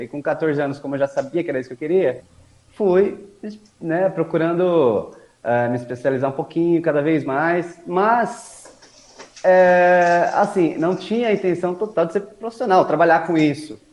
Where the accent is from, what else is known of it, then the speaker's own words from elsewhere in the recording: Mauá, São Paulo, Brazil; moved away as an adult; now in Suzano, Brazil; com 18 anos vim para Suzano, porque minha irmã já morava aqui na cidade. Aí sim que eu saí de Mauá, vim para cá